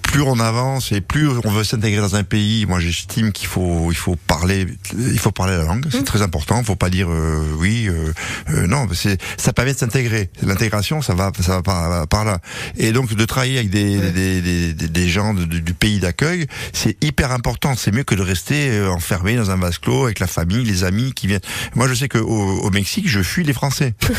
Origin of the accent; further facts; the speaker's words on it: France; moved away; je suis français. Euh, moi, on m'appelle le français